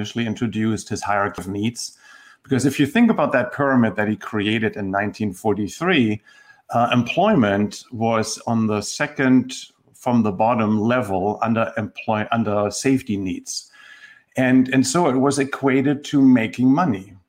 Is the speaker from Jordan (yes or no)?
no; Germany; accent: German; moved away as an adult; now in Tennessee, United States; So I grew up in Germany, and I don't think that comes as a surprise just hearing my accent.